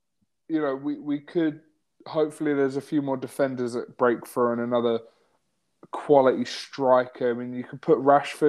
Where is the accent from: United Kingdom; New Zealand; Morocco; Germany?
United Kingdom; England; as English English people.